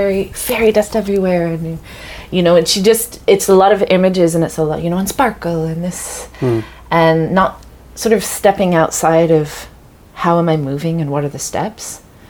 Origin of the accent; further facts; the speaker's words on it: England, United Kingdom; So I grew up when I was growing up in England, and we'd go down to France